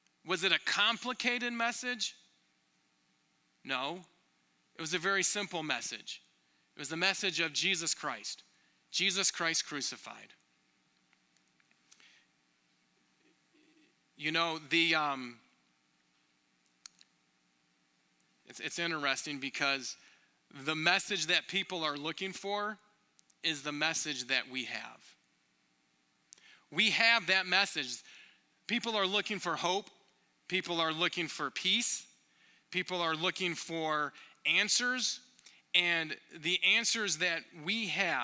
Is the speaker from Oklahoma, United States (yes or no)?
no; Michigan, United States; now in Minneapolis, United States; I grew up in Michigan